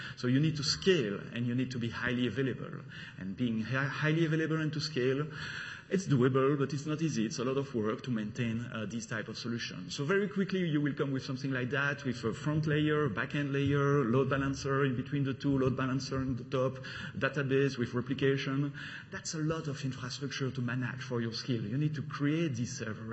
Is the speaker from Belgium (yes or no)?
yes; Belgium; accent: French; English is a second language; now in London, United Kingdom; I'm coming from Belgium, the country of waffle, beers, and, and chocolate.